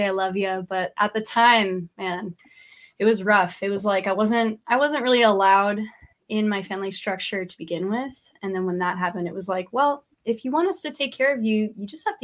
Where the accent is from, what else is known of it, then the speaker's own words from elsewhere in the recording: Red Bank, New Jersey, United States; moved away as an adult; also born or lived in Middletown, New Jersey / Montclair, New Jersey / Rhode Island; now in Hawaii, United States; Grew up in Red Bank, born and raised, Middletown, Red Bank